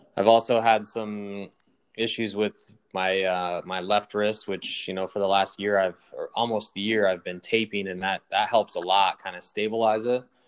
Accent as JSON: {"language": "English", "region": "Nebraska", "country": "United States", "tie": "born or raised there", "said": "growing up in Nebraska"}